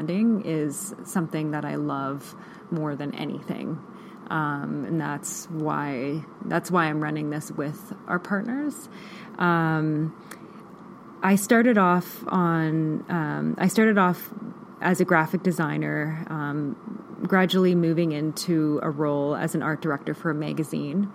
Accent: Vancouver Island, British Columbia, Canada; moved away as an adult; now in Kelowna, Canada; I grew up on the Vancouver Island, and I had lived there my whole life

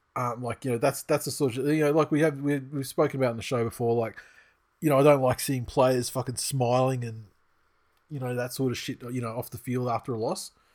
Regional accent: Australia; I'm Australian and, uh, you know, I'm young

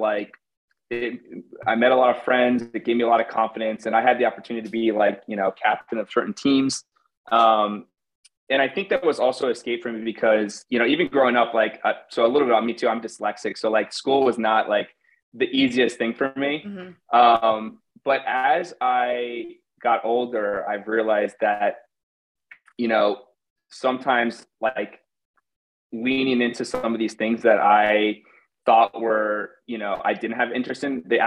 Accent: Connecticut, United States; now in New York City, United States; I'm born and raised in Connecticut, but I live in New York City now.

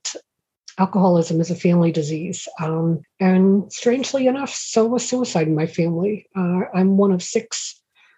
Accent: Stamford, Connecticut, United States; I was born and raised in Stamford, Connecticut

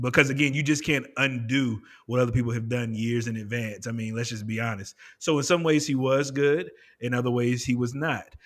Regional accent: United States; we are as American people.

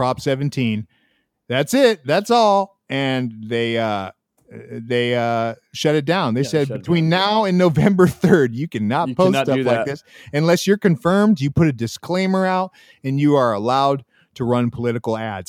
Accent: United States

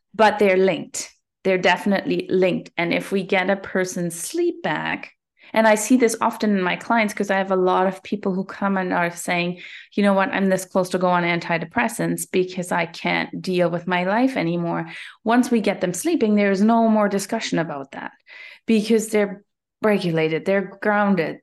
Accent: Germany; moved away as an adult; now in Canada; I'm originally from Germany.

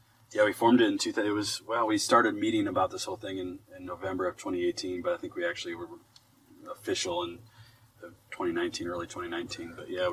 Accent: Medford, Minnesota, United States; now in Farmington, United States; I'm from Medford, Minnesota, just a small town.

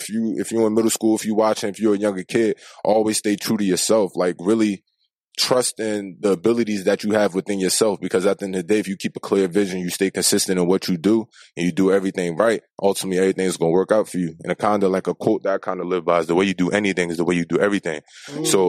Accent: Aberdeen, Maryland, United States; also born or lived in Asbury Park, New Jersey / New Brunswick, New Jersey / Havre de Grace, Maryland; Even though I was born in New Jersey, I spent majority of my time in Maryland.

